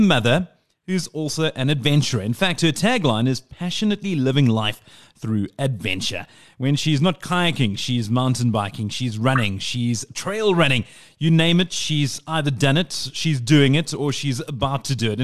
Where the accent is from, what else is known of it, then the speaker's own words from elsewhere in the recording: South Africa; As a South African